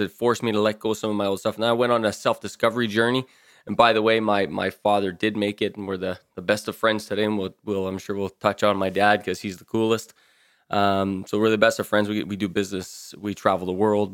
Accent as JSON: {"language": "English", "town": "Timmins", "region": "Ontario", "country": "Canada", "tie": "born or raised there", "said": "I was born and raised in Timmins, Ontario"}